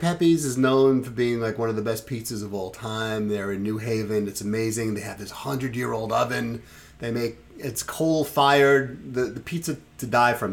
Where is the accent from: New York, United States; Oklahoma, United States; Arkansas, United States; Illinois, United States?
New York, United States; New York City; moved away; I grew up in Brooklyn, and I grew up in Sheepshead Bay